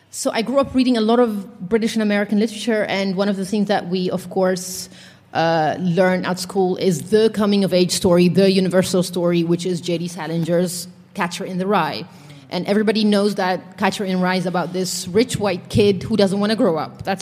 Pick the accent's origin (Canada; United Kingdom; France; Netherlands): Netherlands; English is a second language; I missed in my life growing up in the Netherlands is uh, I read a lot.